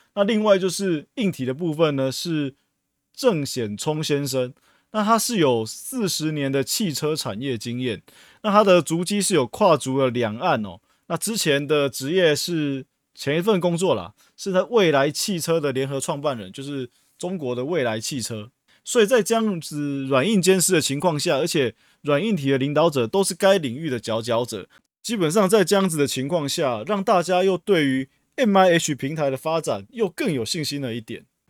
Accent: Taiwan; 我们台湾人民

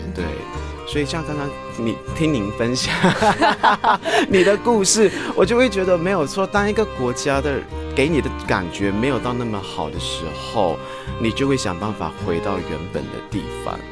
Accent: Malaysia; moved away as an adult; now in Taiwan; 我来自马来西亚，目前定居在台湾已经有十三年的时间

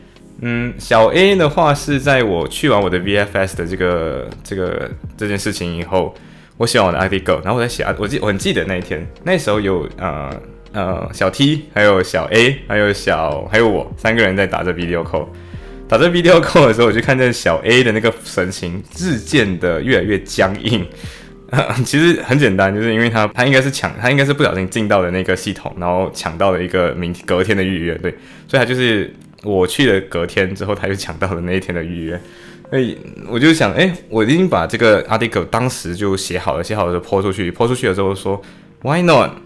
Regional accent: Malaysia; moved away as an adult; now in United Kingdom; 我从马来西亚来到英国，已经成功来到英国以后

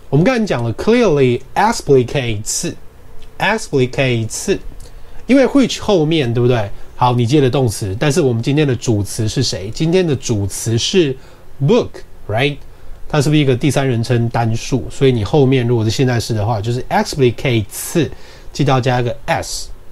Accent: Taiwan; 我们台湾人的习惯

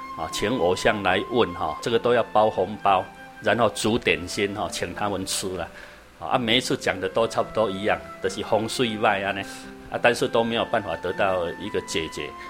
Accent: Taiwan; also born or lived in Taipei; 我们台湾话讲

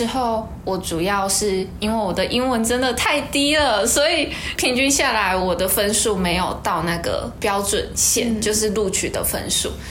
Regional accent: Kaohsiung, Taiwan; moved away as an adult; now in Taipei, Taiwan; 身为一个高雄人，刚到北部就非常不适应。

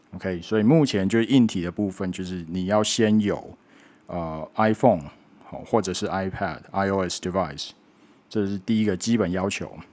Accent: Taiwan; 我们是台湾人民的发言

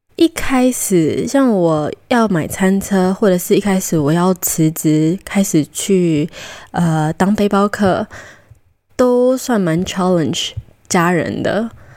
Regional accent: Taiwan; also born or lived in Costa Rica; 小时候在哥斯达黎加到七岁的时候回台湾，我觉得对我有蛮大的影响

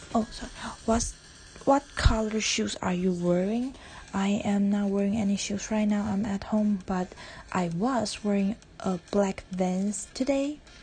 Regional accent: Taiwan; English is a second language; I am Taiwanese and uh, English is not my first language

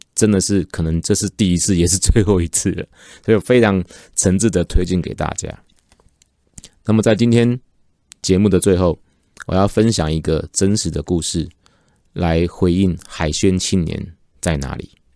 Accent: Taiwan; 指的就是我们台湾人。

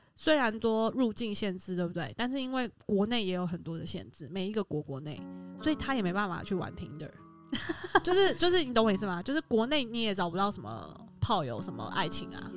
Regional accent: Taiwan; 跟我都是台湾人

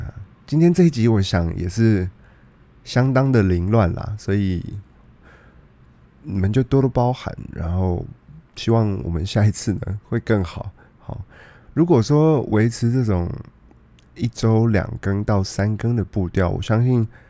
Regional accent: Taiwan; Yeah，我是台湾人，我我是台湾人

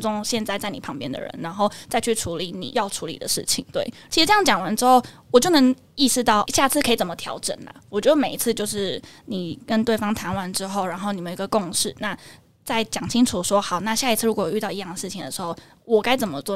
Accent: Tainan, Taiwan; now in Taipei, Taiwan; 我家， 哦，老家是在台南，然后我在台北是跟姐姐住

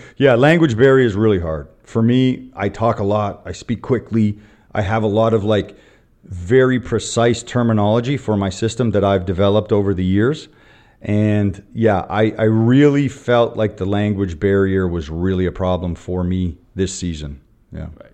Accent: Canada; moved away as an adult; also born or lived in Vietnam; now in Taiwan; I'm a Canadian, former Canadian basketball player, Canadian coach

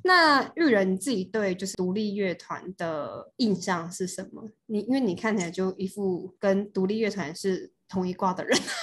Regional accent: Taiwan; 因为毕竟我也是个台湾人

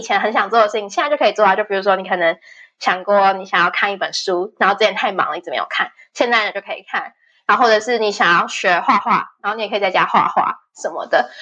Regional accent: Taiwan; moved away as an adult; now in Spain; 就是身为台湾人，谁会知道啊？

